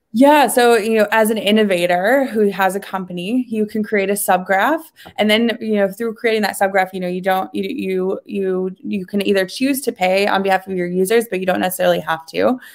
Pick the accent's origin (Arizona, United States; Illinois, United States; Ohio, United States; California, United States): Ohio, United States; I grew up in Ohio